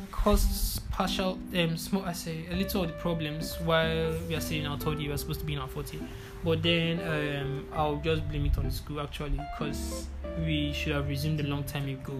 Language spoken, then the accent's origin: English; Abuja, Federal Capital Territory, Nigeria; moved away; also born or lived in eastern Nigeria; we grew up in Abuja.